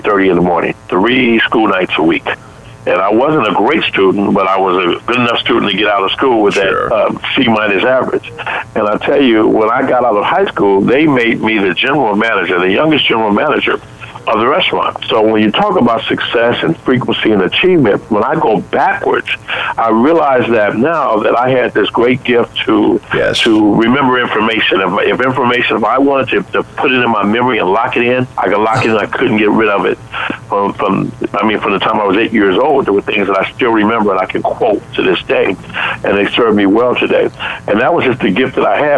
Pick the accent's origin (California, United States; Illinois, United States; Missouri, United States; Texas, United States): Illinois, United States; Chicago; when I grew up in Chicago, as I grew up, my mom was a single parent working in a grocery store.